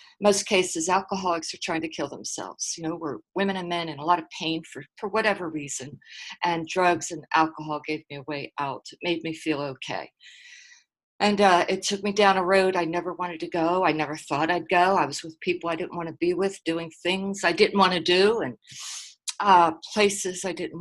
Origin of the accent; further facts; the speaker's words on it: Philadelphia, Pennsylvania, United States; now in Dallas, United States; I grew up on the East Coast. I grew up in a rough little neighborhood called South Philly